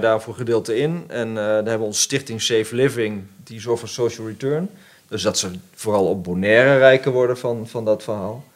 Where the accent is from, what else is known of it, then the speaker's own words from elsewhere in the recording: the Arnhem area, Gelderland, Netherlands; ik kom uit het Arnhemse